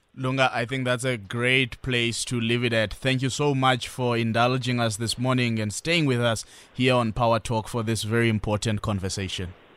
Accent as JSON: {"language": "English", "country": "South Africa", "said": "as a South African"}